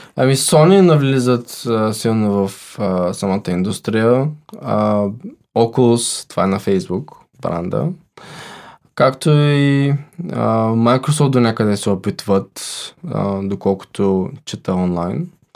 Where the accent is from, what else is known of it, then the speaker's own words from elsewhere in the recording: Bulgaria; сме българи